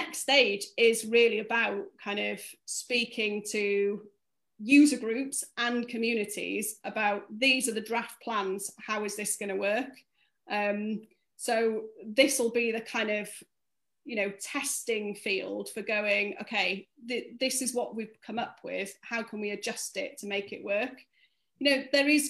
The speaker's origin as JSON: {"language": "English", "region": "North Wales", "country": "United Kingdom", "tie": "born or raised there", "said": "I grew up in North Wales"}